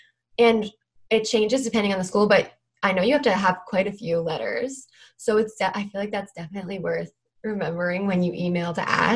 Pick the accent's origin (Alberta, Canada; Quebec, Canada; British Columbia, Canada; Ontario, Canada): British Columbia, Canada; Vancouver; I am from Vancouver, British Columbia, Canada.